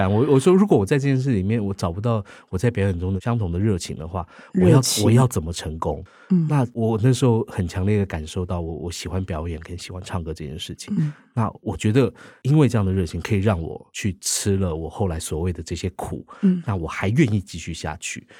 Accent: Taiwan; 对，我们台湾人自己的故事，而且用音乐来说，我觉得是一个宝藏。

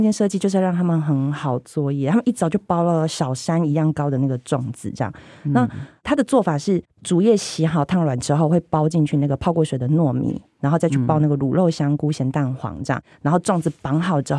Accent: Tainan, Taiwan; 我因为台南小孩，就是一定是吃南部粽

